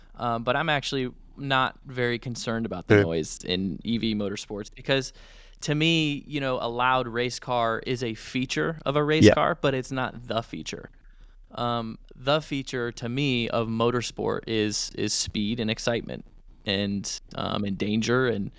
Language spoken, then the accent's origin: English; United States